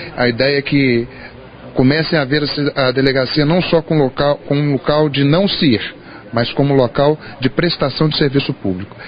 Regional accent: Juiz de Fora, Minas Gerais, Brazil; moved away as an adult; now in Rio Paranaíba, Brazil; eu sou de Juiz de Fora, Minas Gerais

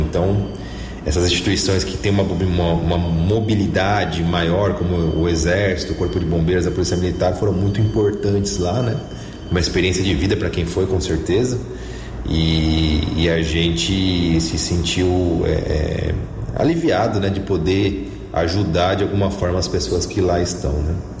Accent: Santos, São Paulo, Brazil; now in Americana, Brazil; sou natural de Santos

